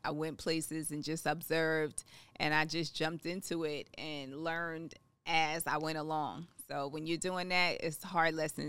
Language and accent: English; Long Island, New York, United States; moved away as an adult; also born or lived in Queens, New York; now in Atlanta, United States; I'm from New York. I'm originally from Queens. I grew up in Long Island. Mm-hmm. I moved to Atlanta a while ago.